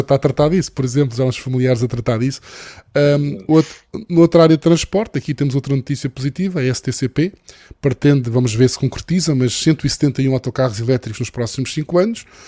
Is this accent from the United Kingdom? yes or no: no; Madeira, Portugal; moved away; Eu, como madeirense e como utilizador de veículos elétricos na Madeira